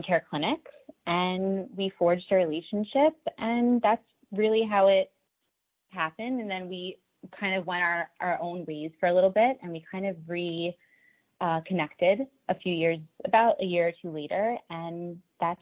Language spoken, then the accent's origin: English; Long Island, New York, United States; I'm born and raised in Long Island, New York, and I have been here ever since